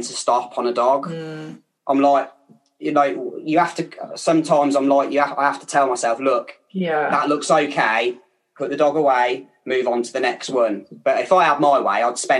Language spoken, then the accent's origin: English; Kettering, East Midlands, United Kingdom; accent: Kettering; my Kettering accent